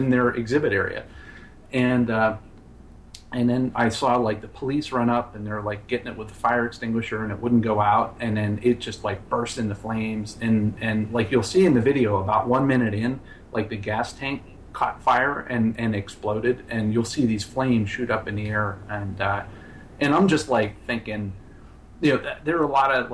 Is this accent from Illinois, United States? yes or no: no; Johnstown, Pennsylvania, United States; moved away; In my hometown, there's an annual motorcycle rally called Thunder in the Valley in Johnstown, Pennsylvania